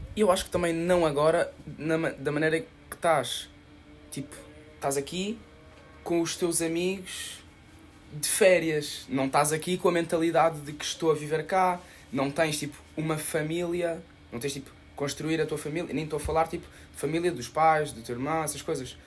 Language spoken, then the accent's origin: Portuguese; Lisbon, Portugal; moved away